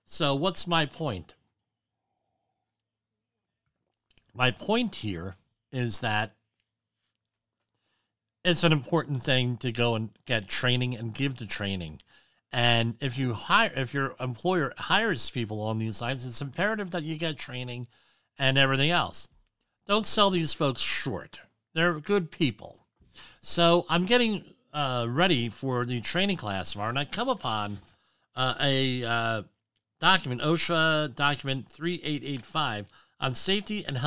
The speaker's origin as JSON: {"language": "English", "town": "Woodbridge", "region": "New Jersey", "country": "United States", "tie": "born or raised there", "said": "He was the mayor of my hometown, Jim McGreevy"}